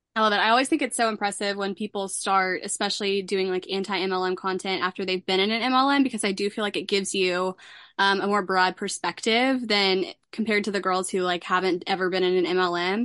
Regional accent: Dallas, Texas, United States; I'm from Dallas

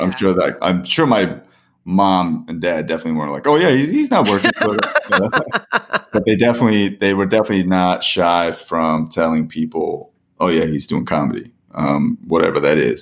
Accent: Parsippany, New Jersey, United States; I'm from Parsippany

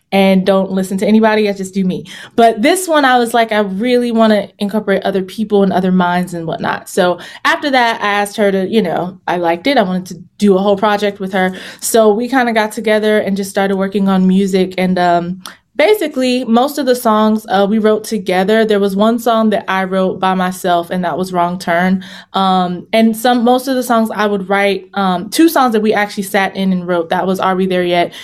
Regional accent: Virginia, United States; moved away as an adult; also born or lived in Los Angeles; I'm from Virginia

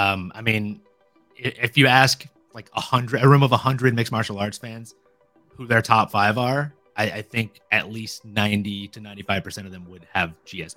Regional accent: Louisiana, United States; moved away; I grew up in Louisiana.

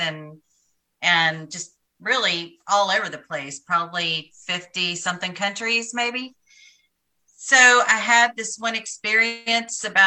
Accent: Knoxville, Tennessee, United States; moved away as an adult; now in Nashville, United States; I've lived in Nashville for 30 years. I'm from Knoxville, Tennessee. And after college, I settled in Nashville

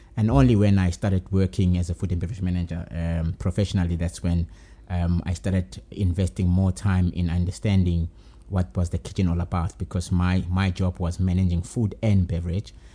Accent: Durban, KwaZulu-Natal, South Africa; moved away as an adult; now in Johannesburg, South Africa; born and bred in Durban

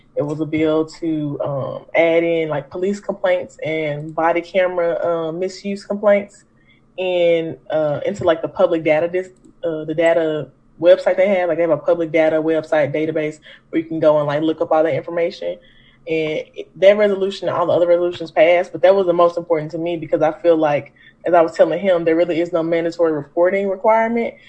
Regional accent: Memphis, Tennessee, United States; I am a native Memphian, so I'm from the South

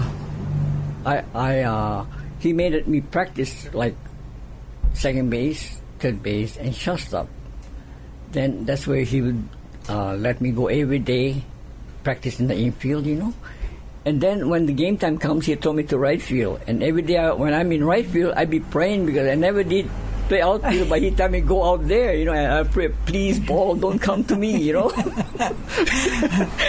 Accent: Holualoa, Hawaii, United States; my hometown team, Halo'aloha

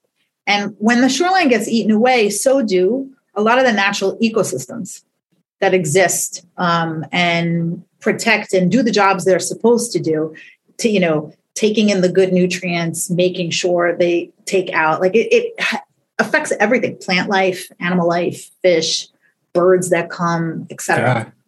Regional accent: New York City, New York, United States; I grew up in Staten Island

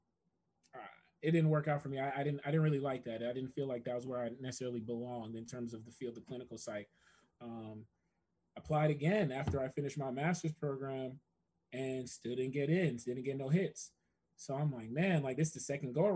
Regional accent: New Jersey, United States; moved away as an adult; also born or lived in Atlanta / Washington, D.C.; now in Kentucky, United States; I'm from Jersey, New York is my backyard

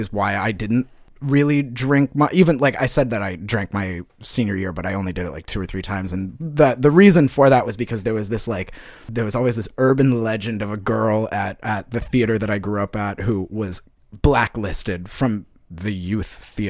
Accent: New England, United States; I'm from New England. We're supposed to have the dirty

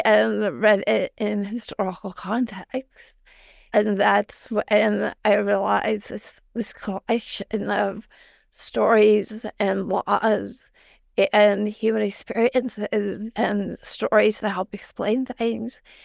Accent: Northeastern Ohio, United States; I grew up in Northeastern Ohio

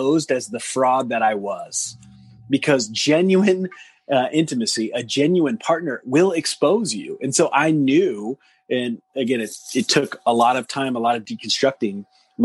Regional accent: Deep South, United States; growing up in the South, in the deep South

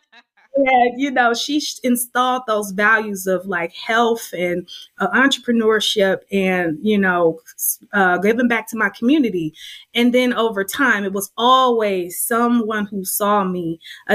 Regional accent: Oakland, California, United States; also born or lived in Berkeley, California; Oakland native. So yeah, I grew up in West Oakland

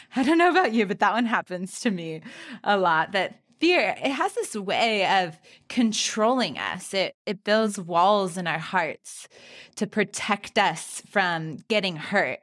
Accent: California, United States; growing up in California, there was rattlesnakes

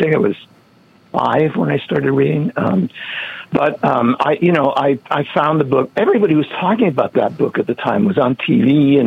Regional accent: New England, United States; I grew up in New England

